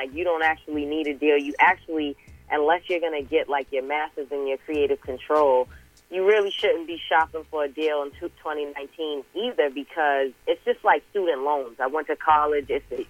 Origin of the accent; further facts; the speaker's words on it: Boston, Massachusetts, United States; also born or lived in Georgia; And I'm from Boston, Mass., but I also grew up in Georgia, and I have family from Jamaica as well.